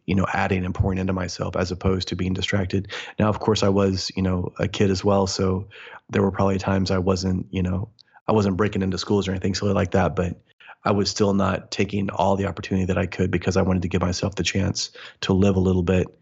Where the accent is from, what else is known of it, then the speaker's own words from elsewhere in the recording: Midwest, United States; I was born in the Midwest, born and raised there